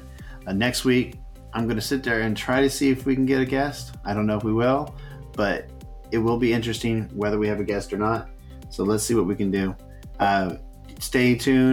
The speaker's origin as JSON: {"language": "English", "region": "Texas", "country": "United States", "moved": "yes", "said": "I'm from Texas originally"}